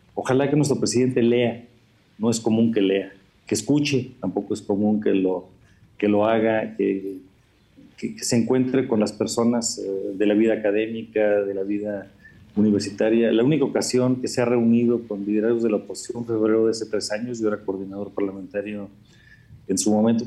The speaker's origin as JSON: {"language": "Spanish", "country": "Mexico", "said": "todos somos mexicanos"}